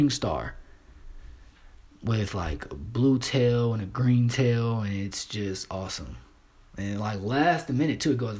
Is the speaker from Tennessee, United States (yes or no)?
no; Kentucky, United States; I'm from the South. I'm from Kentucky